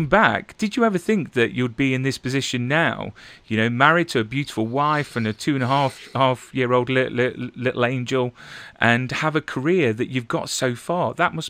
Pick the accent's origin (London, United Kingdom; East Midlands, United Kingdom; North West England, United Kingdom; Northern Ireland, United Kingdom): East Midlands, United Kingdom; Nottingham; moved away; Yeah, and I'm originally from Nottingham.